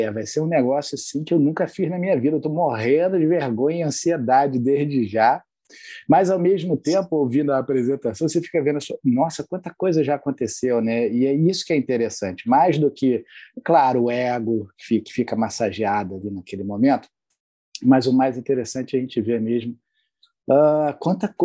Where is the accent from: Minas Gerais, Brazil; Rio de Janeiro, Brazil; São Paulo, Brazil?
Rio de Janeiro, Brazil; Eu já não tenho tanto sotaque assim quanto o André, né, de carioca, mas sou carioca também da Gema.